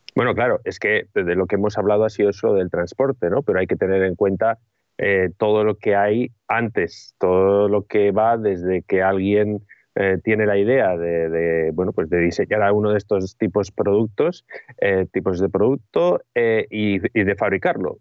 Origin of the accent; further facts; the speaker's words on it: Bilbao, Basque Country, Spain; yo soy de Bilbao, y Bilbao, cuando yo crecí en la década de los 80, era una ciudad gris